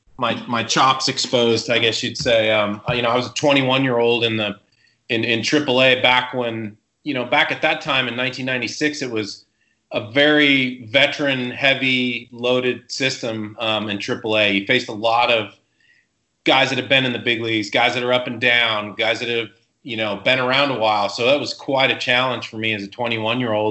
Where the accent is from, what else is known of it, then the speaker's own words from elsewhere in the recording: Seattle, Washington, United States; also born or lived in Southern California; now in Louisville, United States; I grew up in Seattle and was a huge Mariners fan growing up